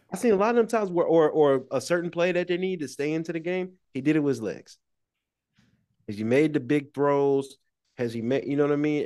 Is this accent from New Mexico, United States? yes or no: no; Georgia, United States; I'm from Georgia